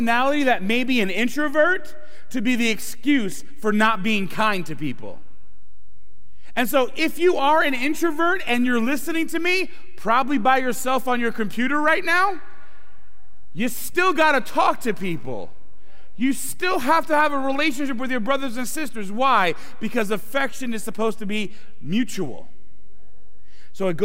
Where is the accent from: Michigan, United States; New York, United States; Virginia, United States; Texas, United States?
New York, United States; Brooklyn; now in Philadelphia area, United States; I'm originally from Brooklyn, New York